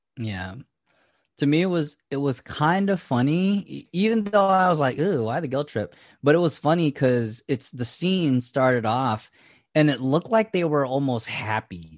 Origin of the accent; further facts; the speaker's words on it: Fairfield, California, United States; also born or lived in Seattle; when I moved from Seattle back home, which was the Vacaville, Fairfield area